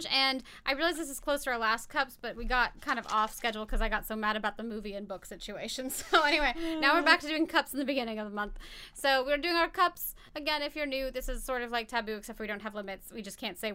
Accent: United States

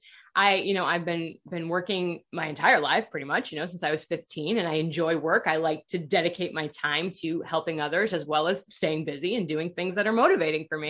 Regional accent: Iowa, United States; I grew up in Iowa.

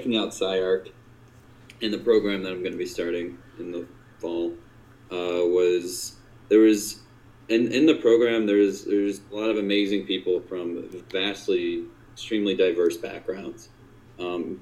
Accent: Lockport, Illinois, United States; Growing up in Lockport, there was a certain version of Lockport that I grew up

